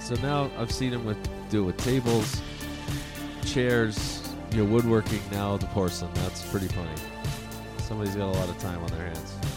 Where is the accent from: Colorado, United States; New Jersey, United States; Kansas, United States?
Colorado, United States; Alamosa; where I grew up in Alamosa